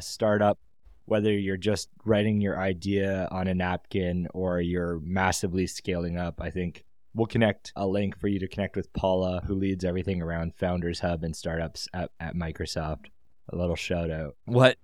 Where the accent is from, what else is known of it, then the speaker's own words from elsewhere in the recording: Canada; we're all Canadian